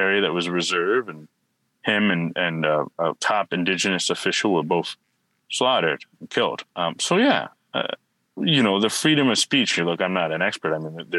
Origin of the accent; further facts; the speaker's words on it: United States; also born or lived in Brazil; I always knew as an American, you know, that my life was pretty safe